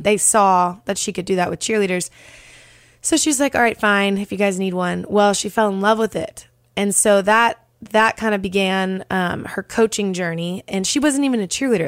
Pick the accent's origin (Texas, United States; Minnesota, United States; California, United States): Texas, United States; Dallas; now in Nashville, United States; I'm originally from Dallas, Texas